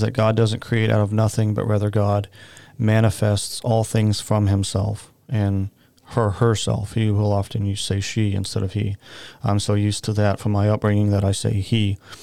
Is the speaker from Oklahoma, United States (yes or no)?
yes; Oklahoma, United States; I grew up in the Baptist Church in Oklahoma